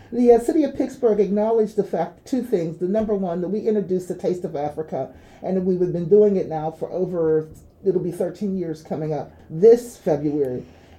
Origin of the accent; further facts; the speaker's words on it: Clarendon, Jamaica; also born or lived in Trinidad and Tobago; I grew up in a small town, actually in Clarendon. That's part of where I spent some of my childhood. And in the later part of my formative years, I spent in the Republic of Trinidad and Tobago.